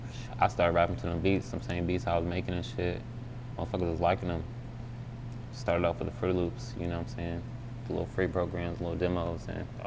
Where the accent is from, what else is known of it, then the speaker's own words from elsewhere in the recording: Indianapolis, Indiana, United States; bro was from Indianapolis, shit, my hometown. Well, you know what I mean? Well, I'm from Indiana, really